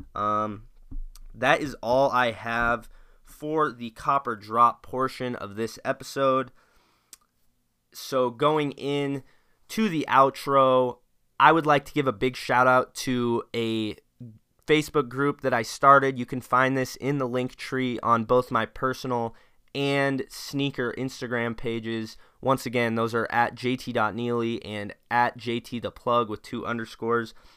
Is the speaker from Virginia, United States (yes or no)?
no; Spokane, Washington, United States; being a Washingtonian growing up in Spokane